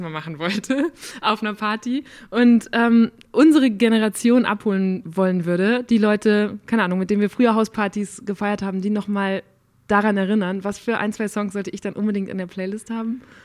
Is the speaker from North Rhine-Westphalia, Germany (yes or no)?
yes; Borken, North Rhine-Westphalia, Germany; moved away; Ich bin auch in einer Kleinstadt aufgewachsen in Nordrhein-Westfalen